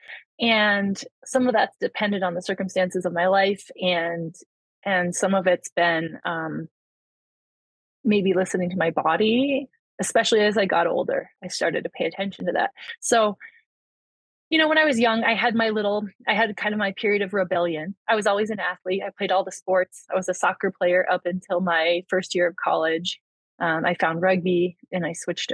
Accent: along the Vermont border, New Hampshire, United States; I grew up like along the Vermont border on the New Hampshire side

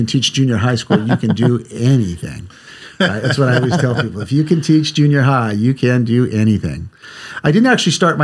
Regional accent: Ventura, California, United States; moved away as an adult; I grew up in Southern California, Ventura, California

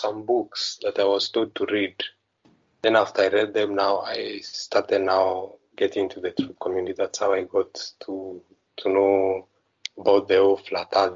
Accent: Kenya; I'm from Kenya

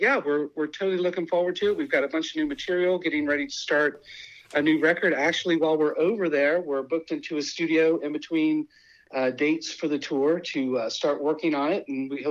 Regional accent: Midwest, United States; being a Midwesterner coming from a area of seasons, there were things that I didn't like about the desert and things that I did like about the desert.

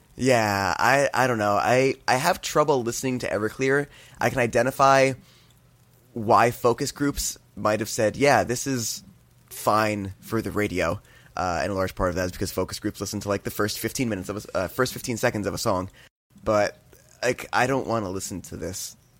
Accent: New Jersey, United States; growing up in New Jersey

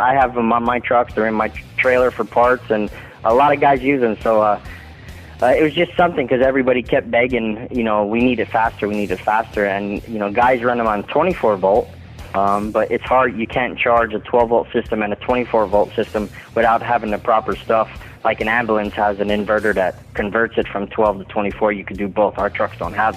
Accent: Philadelphia, Pennsylvania, United States; moved away as an adult; now in North Carolina, United States; it seemed like that was my hometown

